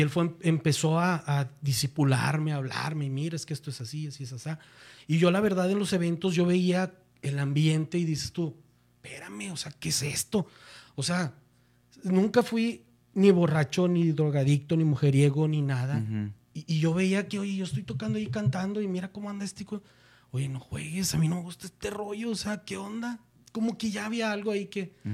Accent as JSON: {"language": "Spanish", "town": "Monterrey", "region": "Nuevo León", "country": "Mexico", "tie": "born or raised there", "said": "yo soy de Monterrey, Nuevo León"}